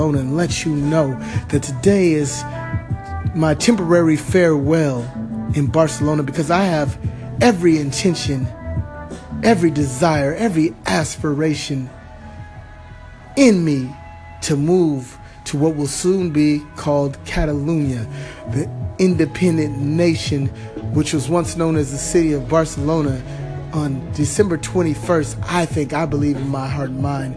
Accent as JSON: {"language": "English", "region": "California", "country": "United States", "moved": "yes", "said": "outside of my home country in California"}